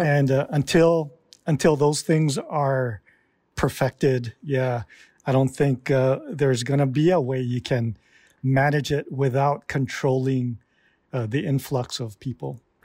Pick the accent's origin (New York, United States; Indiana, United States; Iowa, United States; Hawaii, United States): Hawaii, United States; Hilo; I was born and raised here in East Hawaii